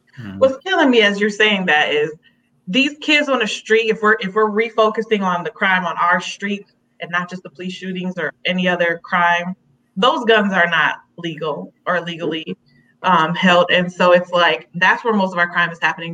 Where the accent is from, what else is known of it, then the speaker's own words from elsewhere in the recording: Chicago, Illinois, United States; Gage Park, the area we grew up in in Chicago